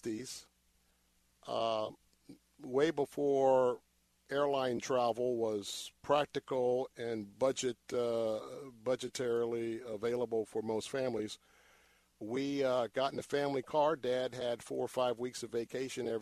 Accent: Tampa, Florida, United States; I was born and raised here in Tampa. Lived in Tampa all of my life

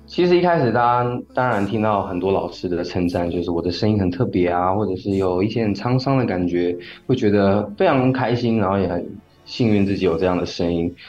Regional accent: Changhua County, Taiwan; moved away as an adult; also born or lived in Taipei; 其实我大学就是来台北念书，然后我的老家其实是在彰化

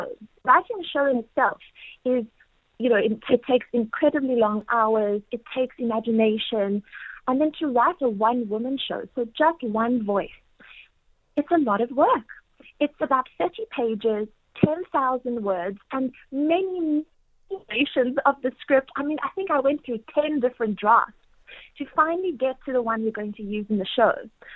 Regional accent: South Africa; moved away as an adult; now in New York City, United States; I'm home from New York City

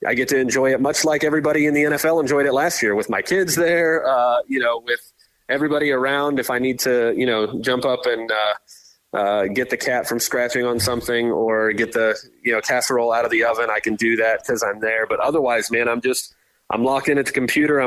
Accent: Tampa, Florida, United States; We grew up in Tampa here

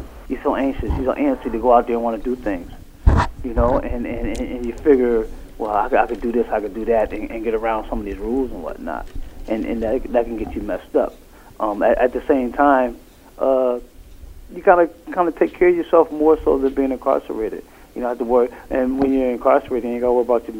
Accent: Bridgeport, Connecticut, United States; now in New Haven, United States; I'm originally from Bridgeport.

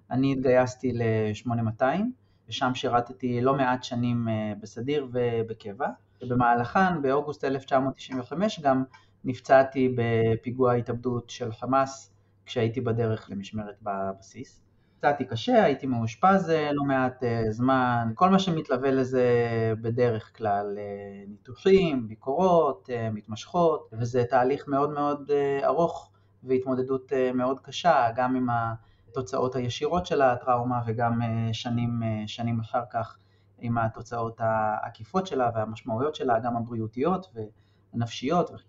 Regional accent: Kiryat Arba, West Bank, Palestine; גדלתי בקריית ארבע, התנחלות שמוכרת לרבים מהשומעות והשומעים אולי, ליד אה, חברון, צמודה לחברון.

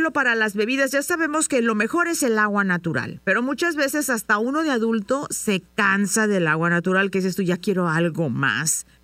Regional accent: San Luis Potosí, Mexico; yo soy de San Luis Potosí

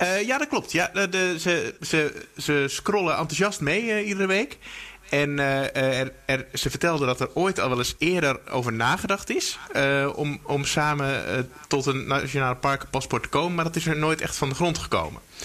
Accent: Veluwe, Gelderland, Netherlands; moved away; Ik ben geboren op de Veluwe ongeveer in het bos

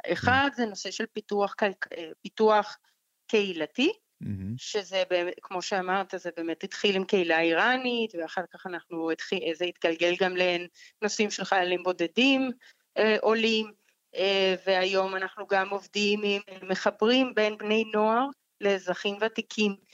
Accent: Colombia; Hebrew is a second language; moved away as an adult; also born or lived in New York, United States; now in Israel; אני uh, במקור מקולומביה

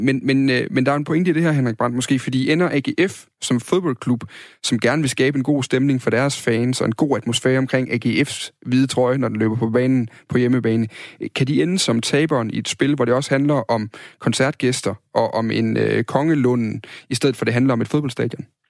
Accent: Funen, Southern Denmark, Denmark; der hvor jeg kommer fra, på Fyn

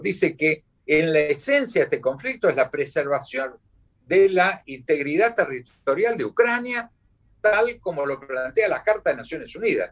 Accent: Argentina; mis dos mandatos como embajador argentino en Washington

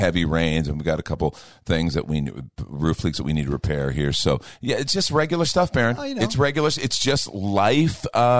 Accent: Chicago, Illinois, United States; I grew up in Chicago listening to WMBI.

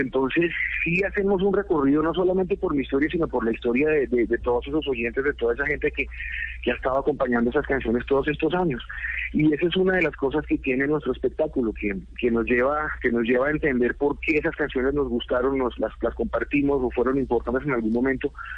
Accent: Colombia; cuando niño y cuando adolescente de lo que veía que pasaba en mi país

